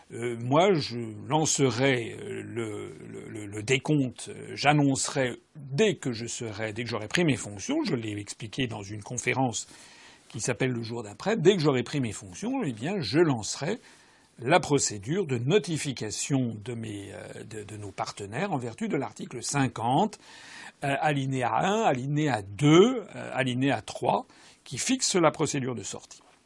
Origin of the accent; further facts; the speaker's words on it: France; Je suis français